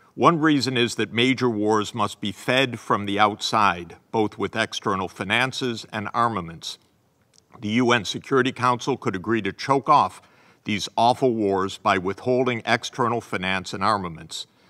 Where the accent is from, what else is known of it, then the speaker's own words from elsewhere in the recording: United States; As an American